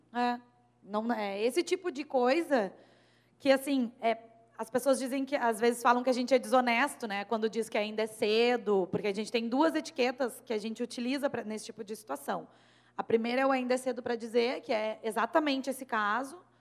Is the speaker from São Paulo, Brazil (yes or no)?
no; Rio Grande do Sul, Brazil; eu sou gaúcha